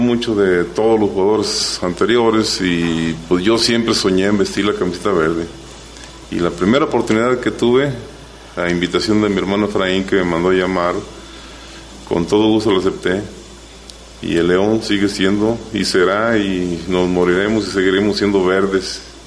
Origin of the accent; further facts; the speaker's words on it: Tepatitlán, Jalisco, Mexico; moved away as an adult; now in León, Mexico; desde muchacho, de niño, ya en mi tierra natal, Tepatitlán